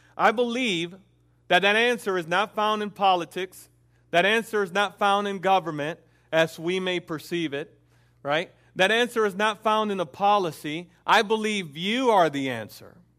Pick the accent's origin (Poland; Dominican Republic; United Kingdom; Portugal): Dominican Republic; moved away; also born or lived in Puerto Rico; I am Dominican, and I, I grew up in the Dominican home